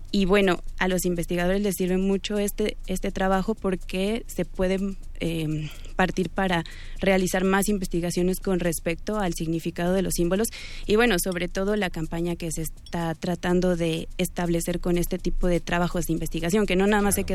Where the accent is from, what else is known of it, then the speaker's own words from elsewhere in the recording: Huauchinango, Puebla, Mexico; also born or lived in Mexico City; en Huachinango, Puebla, que es de donde yo soy